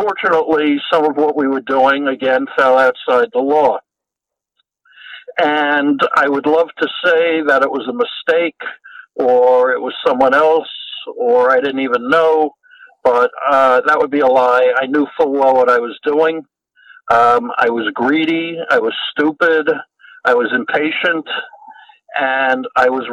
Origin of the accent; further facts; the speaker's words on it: New York, United States; now in Los Angeles, United States; I now live in Los Angeles, but I grew up in New York.